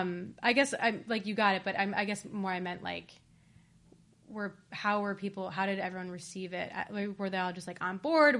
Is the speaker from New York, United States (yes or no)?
no; Ohio, United States; I'm also from Ohio